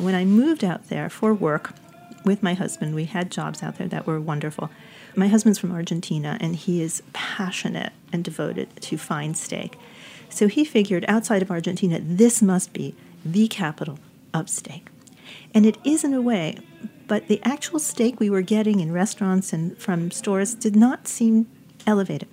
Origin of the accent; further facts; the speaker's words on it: New York City, New York, United States; moved away as an adult; New York City, which is my hometown, and I was raised here